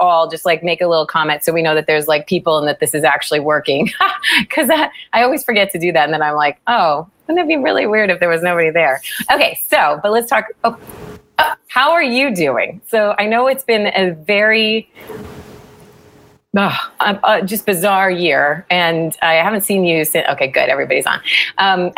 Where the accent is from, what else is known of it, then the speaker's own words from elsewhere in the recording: Pennsylvania, United States; I'm from Pennsylvania.